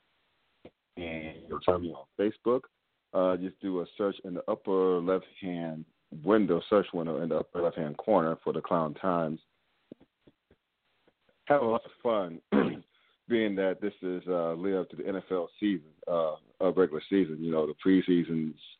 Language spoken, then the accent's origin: English; North Carolina, United States; I grew up in North Carolina